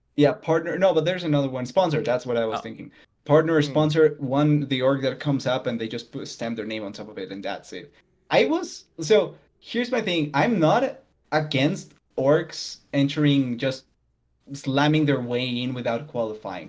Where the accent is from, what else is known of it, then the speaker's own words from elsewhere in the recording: Colombia; I'm South American. I'm Colombian.